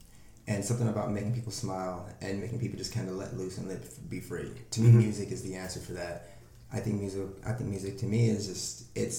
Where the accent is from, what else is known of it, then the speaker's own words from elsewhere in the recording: Nashville, Tennessee, United States; moved away as an adult; now in Chicago, United States; originally from Nashville, Tennessee.